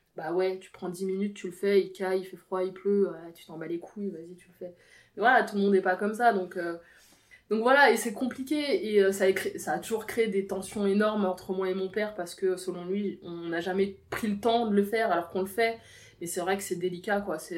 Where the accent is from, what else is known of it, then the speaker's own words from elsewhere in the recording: Versailles, Île-de-France, France; je suis née à Versailles